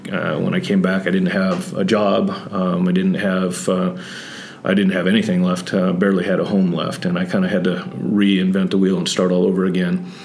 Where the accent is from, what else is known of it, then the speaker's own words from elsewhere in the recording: Santa Barbara, California, United States; also born or lived in Texas / Oklahoma / Kansas / Missouri; I'm originally from Southern California, Santa Barbara, born and raised there, but I bounced around quite a bit.